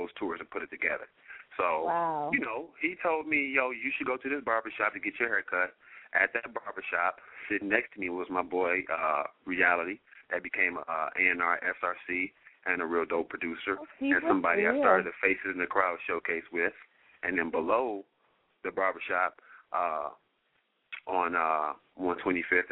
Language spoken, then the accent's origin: English; Detroit, Michigan, United States; now in Los Angeles, United States; I'm from Detroit.